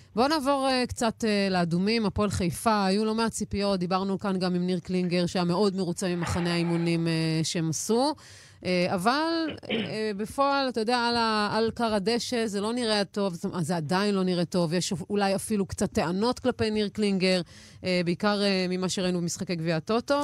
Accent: Haifa, Haifa District, Israel; בתור חיפאית

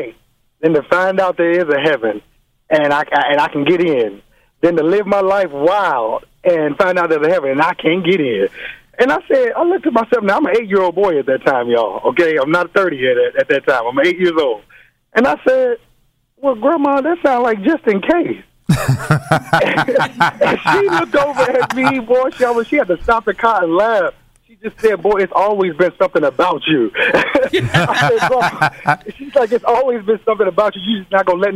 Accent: Chicago, Illinois, United States; now in Los Angeles, United States; All the way from Los Angeles. I'm originally from Chicago

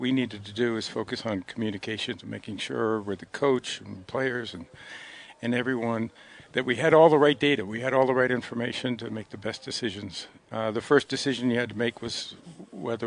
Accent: Western New York, United States; I'm proud to say I'm from Western New York

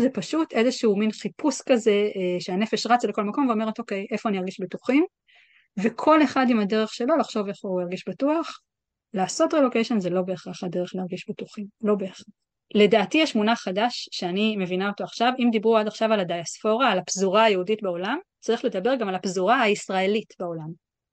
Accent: Israel; moved away as an adult; also born or lived in New York; now in London, United Kingdom; אני ישראלי

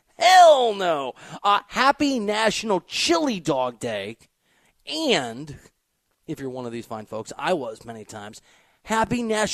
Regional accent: United States; accent: American; use my American accent

